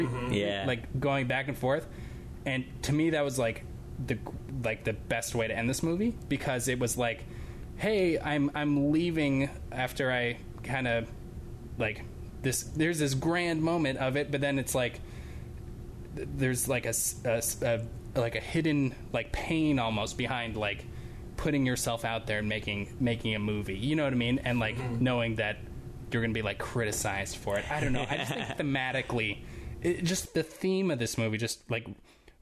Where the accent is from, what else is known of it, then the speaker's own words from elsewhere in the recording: United States; as an American